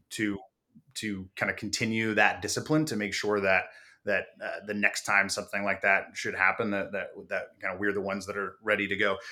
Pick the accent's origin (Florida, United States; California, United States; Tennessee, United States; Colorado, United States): California, United States; San Diego; I grew up in San Diego